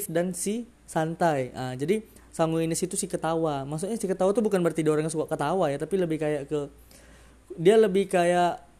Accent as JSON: {"language": "Indonesian", "region": "Sumatra", "country": "Indonesia", "said": "yang jelas aku Sumatera, dari logat-logat pasti terasa kan Eh, rasa-rasa Sumatera Sumateranya kan ya aku orang Sumatera"}